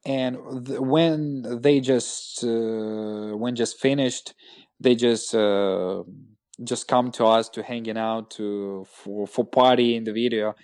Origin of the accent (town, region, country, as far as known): Russia; English is a second language